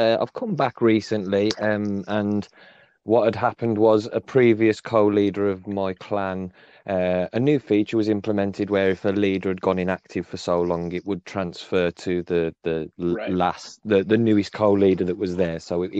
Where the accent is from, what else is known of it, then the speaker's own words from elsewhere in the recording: England, United Kingdom; obviously I'm from England, so it's different.